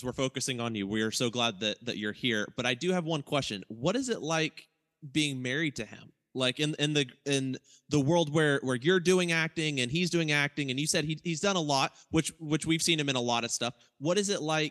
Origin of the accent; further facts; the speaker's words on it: Ohio, United States; moved away as an adult; now in Oklahoma City, United States; we're from Ohio, me and Micah